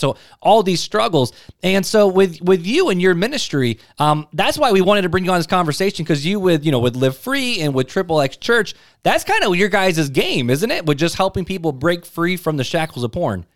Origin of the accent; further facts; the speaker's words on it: right outside of Chicago, Illinois, United States; I grew up right outside of Chicago